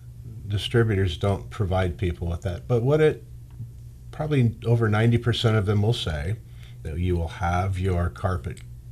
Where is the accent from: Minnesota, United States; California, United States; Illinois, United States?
California, United States; Bakersfield; also born or lived in Bay Area, California; I was born and raised in Bakersfield, California. I've lived here my whole life, other than a short time in the Bay Area when I was in my 20s. Came back here, started a family.